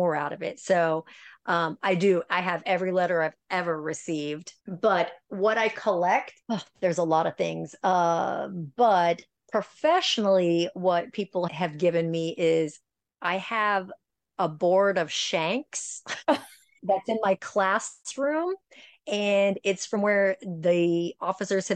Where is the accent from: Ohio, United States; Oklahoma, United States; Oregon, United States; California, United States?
Ohio, United States; now in Florida, United States; I grew up in Ohio.